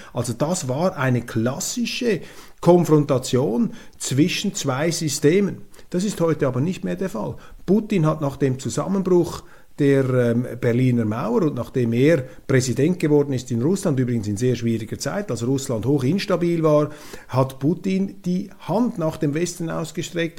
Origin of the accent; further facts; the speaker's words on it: Switzerland; als Schweizer bin ich ja auch Europäer